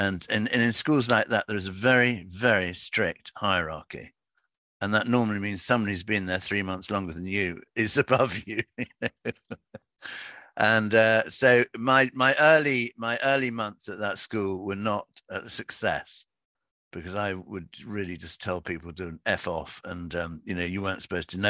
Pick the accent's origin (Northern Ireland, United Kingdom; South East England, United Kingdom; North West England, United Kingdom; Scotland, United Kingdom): South East England, United Kingdom; Gerrards Cross; also born or lived in London / Somerset; now in Wincanton, United Kingdom; they moved to a place called Gerrard's Cross in Buckinghamshire. And in fact, my grandfather had been there for years, so I was brought up there